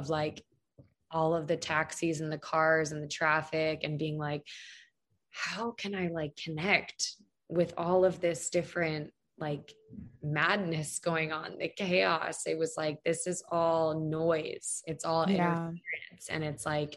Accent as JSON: {"language": "English", "region": "Pennsylvania", "country": "United States", "tie": "born or raised there", "moved": "yes", "lives_now": "Arizona, United States", "said": "I was born in Pennsylvania"}